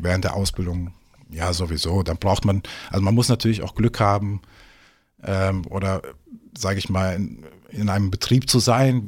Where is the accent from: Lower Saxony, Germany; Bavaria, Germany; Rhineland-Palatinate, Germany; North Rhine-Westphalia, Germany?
North Rhine-Westphalia, Germany; Cologne; moved away as an adult; also born or lived in Hamburg / Düsseldorf; now in Eckernförde, Germany; ich bin eigentlich gebürtiger Kölsche. Ne? Ah, ähm, ja, okay. ich bin äh, eine, rheinische Frohnatur, kann man so sagen, ne? äh, wie man so manchmal ein bisschen hören kann. Ähm, ja, dort aufgewachsen